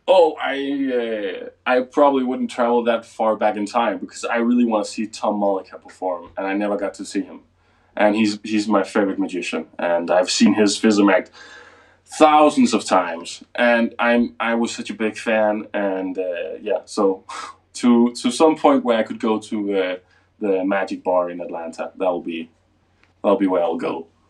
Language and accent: English; Denmark; English is a second language; I'm from Denmark, so most of my stuff is in Danish